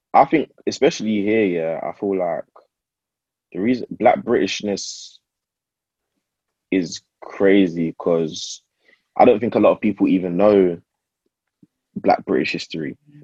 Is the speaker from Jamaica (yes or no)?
yes; Jamaica; now in United Kingdom; If anyone asks me where I'm from, yeah, man says I'm Jamaican, straight.